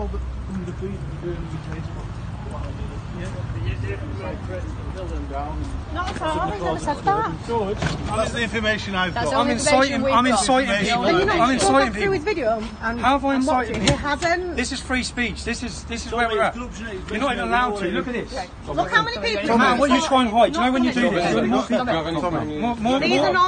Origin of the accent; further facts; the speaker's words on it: England, United Kingdom; I'm an English man